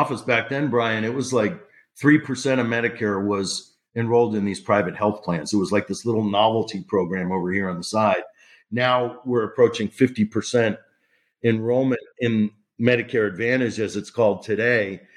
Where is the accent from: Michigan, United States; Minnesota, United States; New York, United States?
Michigan, United States; Detroit; moved away as an adult; now in Washington, D.C., United States; I was born and raised in Detroit